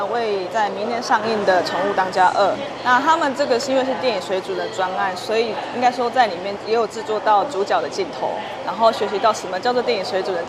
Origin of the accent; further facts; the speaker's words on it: Tainan, Taiwan; 就是因为我是台南人，然后所以我画的大部分就是台南的一些建筑。